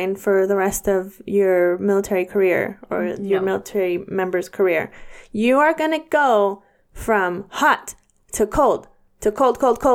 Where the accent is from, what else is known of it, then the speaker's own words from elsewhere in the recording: California, United States; moved away as an adult; also born or lived in Guam / Belgium; I was born and raised in California